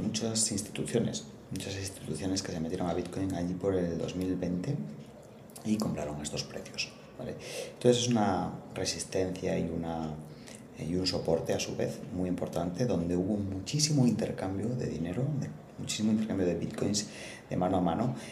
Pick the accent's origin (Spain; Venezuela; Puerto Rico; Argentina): Spain; northern Spain; moved away; also born or lived in Spanish Mediterranean coast; el norte de España de donde soy originario